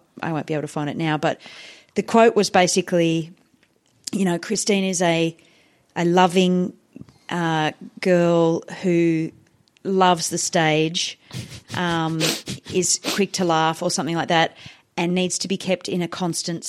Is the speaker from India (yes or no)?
yes; Hyderabad, Telangana, India; now in Australia; when I was growing up in India